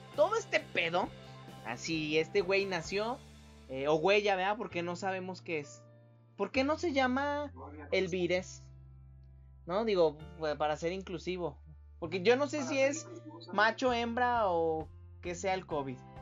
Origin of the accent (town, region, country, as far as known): Mexico